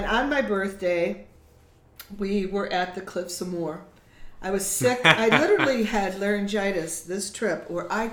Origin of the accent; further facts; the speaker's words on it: Chicago, Illinois, United States; I grew up in Chicago.